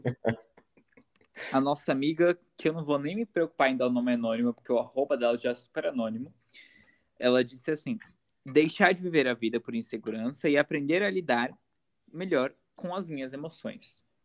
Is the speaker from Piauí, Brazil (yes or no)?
no; a city near São Paulo, Brazil; não sou de São Paulo, São Paulo. Eu sou é. de uma cidade perto